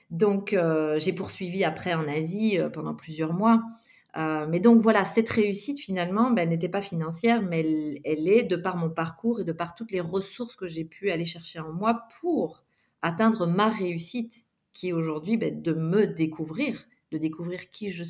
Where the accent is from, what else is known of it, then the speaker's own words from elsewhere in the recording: Guadeloupe; moved away as an adult; also born or lived in Australia; quand je suis partie de la Guadeloupe, je suis partie vraiment